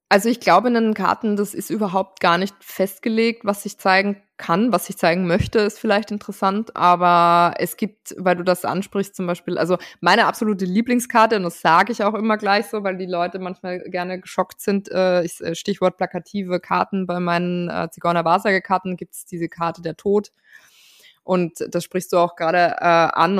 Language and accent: German; Austria; als Österreicherin